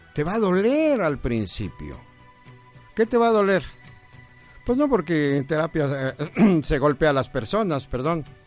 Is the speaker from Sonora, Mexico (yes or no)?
no; Puebla, Mexico; also born or lived in Guadalajara; Puebla, mis paisanos, yo soy poblano